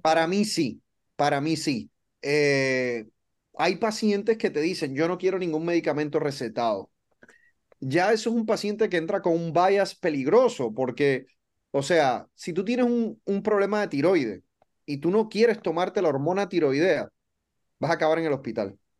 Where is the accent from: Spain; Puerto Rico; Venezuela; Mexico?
Puerto Rico; moved away as an adult; also born or lived in Dallas, United States / Baltimore, United States; now in Miami, United States; soy boricua, soy de Puerto Rico, crecí en Puerto Rico